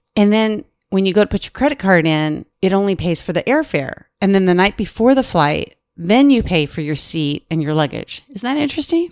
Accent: Arizona, United States; I'm from Arizona.

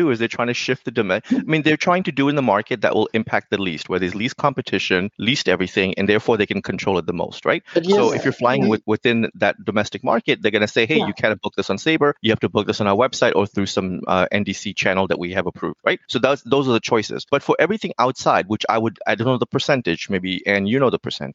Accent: United States; I'm American

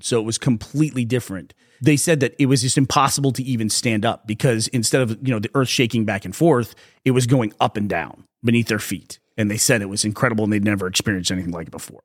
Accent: Texas, United States; also born or lived in Austin, Texas; from Texas, we don't have a lot of those. Even though we lived on a dormant fault in, in, uh, in Austin

